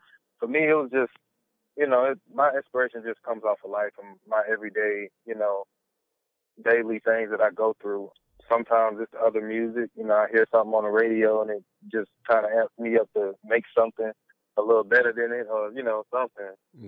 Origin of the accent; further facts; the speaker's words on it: the South, United States; You know, like I said, I'm from the South, and, you know, just South music has always had that bounce